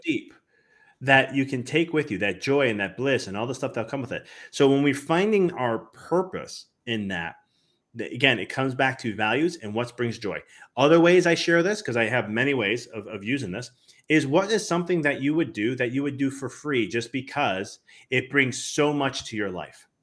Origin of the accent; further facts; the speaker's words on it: Chicago, Illinois, United States; now in Knoxville, United States; I'm originally from Chicago